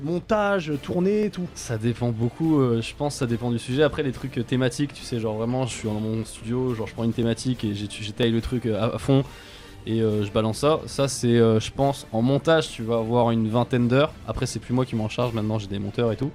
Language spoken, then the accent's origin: French; Japan; moved away; quand j'étais petit, euh, au Japon